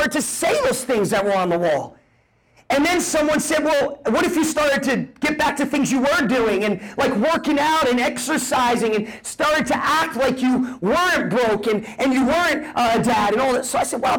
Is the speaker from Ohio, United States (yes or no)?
no; New Jersey, United States; moved away; I'm a kid from Jersey, grew up on food stamps